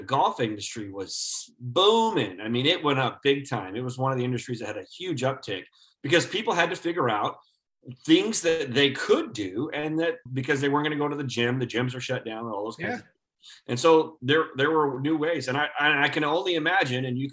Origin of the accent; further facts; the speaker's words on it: Midwest, United States; moved away as an adult; I grew up in the Midwest